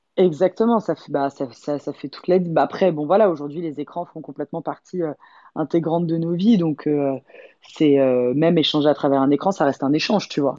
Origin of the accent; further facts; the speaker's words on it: Paris, Île-de-France, France; also born or lived in Los Angeles; Paris, c'est vraiment bah ma, ville, euh, ma, ville quoi. Je nais, élevé, euh, nourri